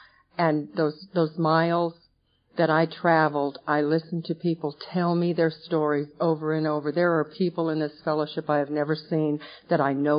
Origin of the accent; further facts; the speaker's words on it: West Coast, United States; I was raised out on the West Coast. My older sister